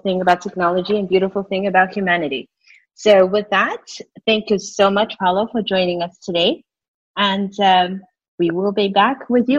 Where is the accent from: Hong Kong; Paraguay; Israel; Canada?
Hong Kong; I was born and raised in Hong Kong.